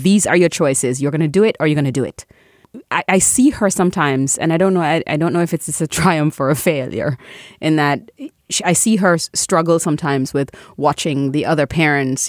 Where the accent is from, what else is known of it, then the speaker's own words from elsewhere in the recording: Jamaica; I'm Caribbean, I'm Jamaican